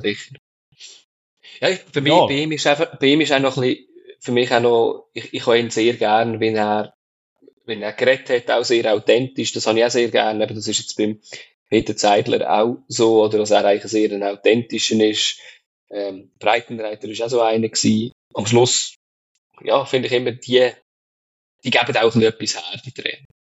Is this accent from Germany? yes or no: no; Switzerland; bei uns in der Schweiz